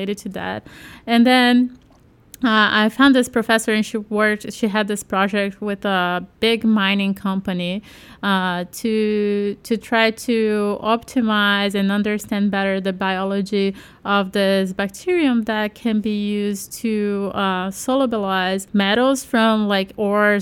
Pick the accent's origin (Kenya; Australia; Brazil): Brazil; I'm from Brazil